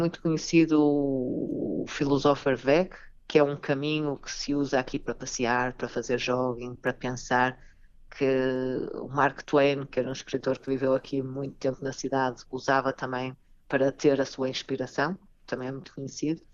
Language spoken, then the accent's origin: Portuguese; Vila Nova de Gaia, Norte, Portugal; moved away as an adult; also born or lived in Lisbon, Portugal / Japan; now in Germany; eu já estava em Lisboa e sou do Porto, a minha família é do Porto, ah, de Gaia